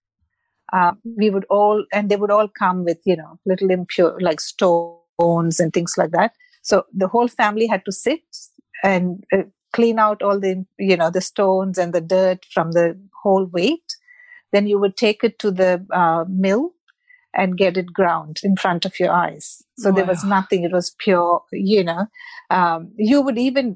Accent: Mumbai, Maharashtra, India; moved away; I'm from Mumbai or Bombay, as it was called when I left India

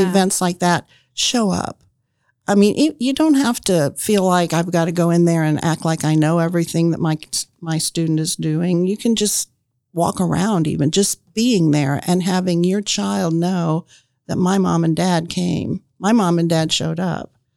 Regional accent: Indianapolis, Indiana, United States; moved away as an adult; also born or lived in Marion, Indiana; I grew up in Indianapolis, and when I graduated from Arlington High School, I went to Ball State

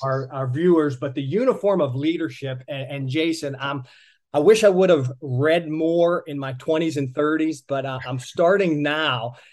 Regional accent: Pittsburgh, Pennsylvania, United States; moved away; I'm originally from the Pittsburgh area

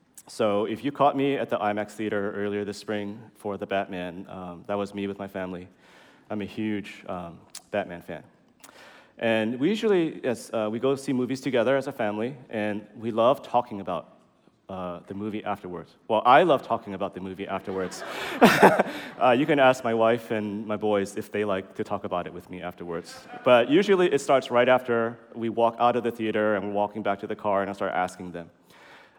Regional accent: San Francisco, California, United States; I'm from SF. I grew up here

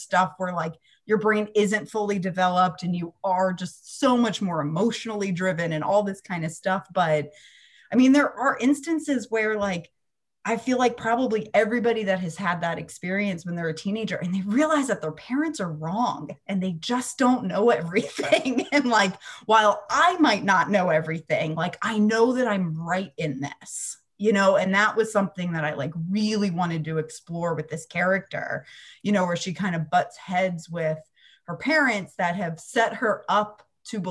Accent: Pennsylvania, United States; now in Central Florida, United States; I grew up in Pennsylvania

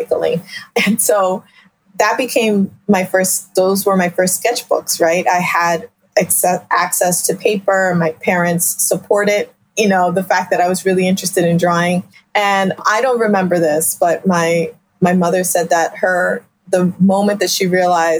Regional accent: Philadelphia, Pennsylvania, United States; I am a child of immigrants, born and raised in South Philadelphia

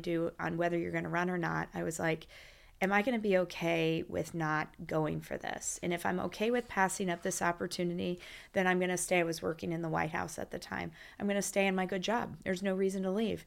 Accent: Champaign, Illinois, United States; I'm from the Midwest

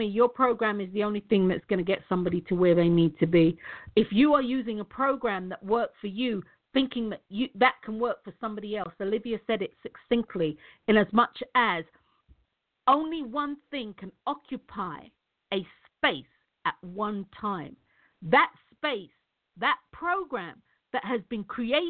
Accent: United Kingdom; I'm British

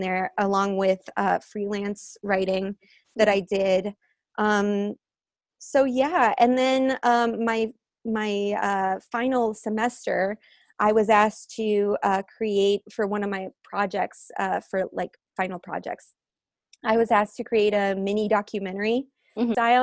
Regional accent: United States; moved away; I spent a summer back in the Quad Cities, uh, my hometown

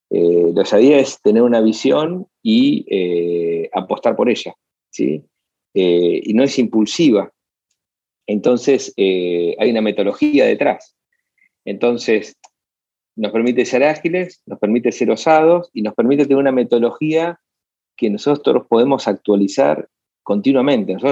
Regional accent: Buenos Aires, Argentina; born there; Eh, nací en Buenos Aires, pero no, no, hoy no, no, es mi lugar.

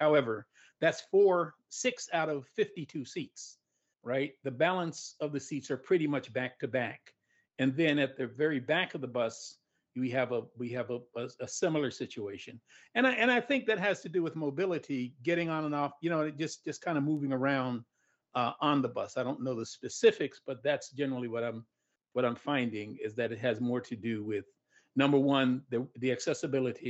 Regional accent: New York, United States; I'm from New York, so I used to ride the train down to DC

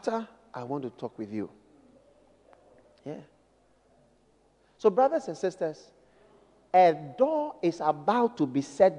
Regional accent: Ghana; I'm from Ghana

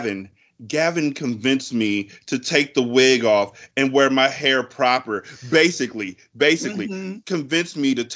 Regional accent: California, United States; I'm from Cali and my family's up in Washington

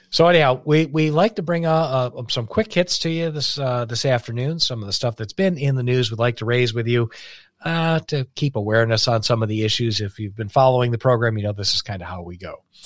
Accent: United States; as an American

